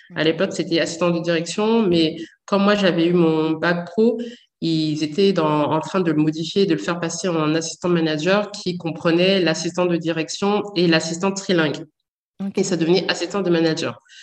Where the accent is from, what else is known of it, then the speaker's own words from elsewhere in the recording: Saint-Denis, Île-de-France, France; j'ai grandi à Saint-Denis